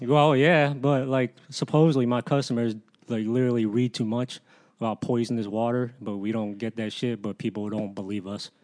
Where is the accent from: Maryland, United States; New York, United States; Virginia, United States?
Virginia, United States; Fairfax; I grew up, I grew up around Northern Virgi, Northern Virginia, Fairfax, all my life